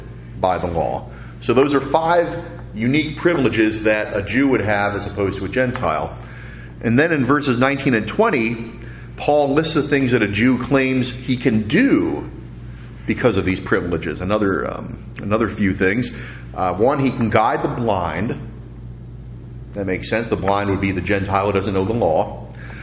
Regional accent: New York, United States; moved away; I'm always going to be a New Yorker because I was born in New York.

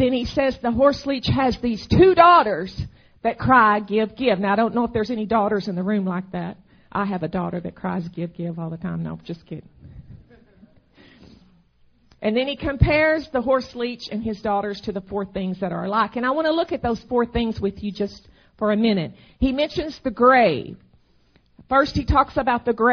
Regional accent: Arkansas, United States; moved away as an adult; now in Texas, United States; my home state is Arkansas. I grew up there

